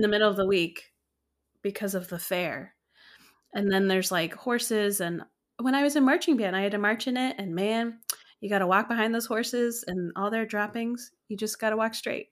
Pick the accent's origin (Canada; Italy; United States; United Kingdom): United States; Ohio; I am from Ohio. I currently live in Ohio